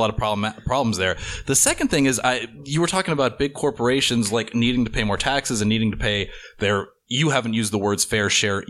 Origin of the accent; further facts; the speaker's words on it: Texas, United States; And I grew up in Texas. My dad still lives in Texas, so I get back once a year.